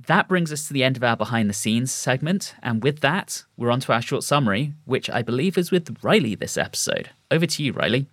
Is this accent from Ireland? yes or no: no; United Kingdom; As a British person